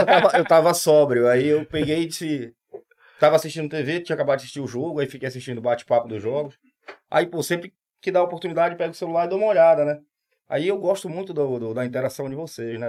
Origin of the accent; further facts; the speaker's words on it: Pará, Brazil; moved away as an adult; now in Recife, Brazil; Sou, sou paraense, tô aqui já Vão fazer 18 anos